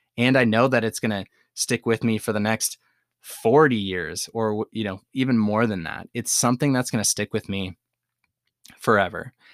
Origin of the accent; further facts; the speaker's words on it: Madison, Wisconsin, United States; my hometown of Madison, Wisconsin